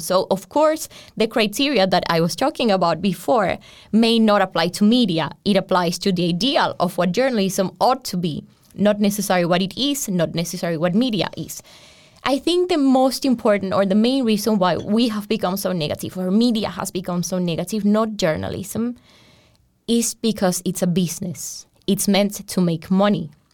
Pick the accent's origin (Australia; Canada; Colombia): Colombia; moved away as an adult; now in Europe; I come from Colombia and I was doing journalism in Colombia